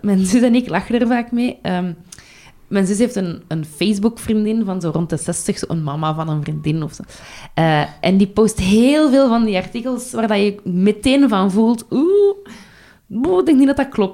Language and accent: Dutch; Brussels, Brussels-Capital Region, Belgium; ik kom van Brussel, hè, dus mijn, mijn kader is Brussel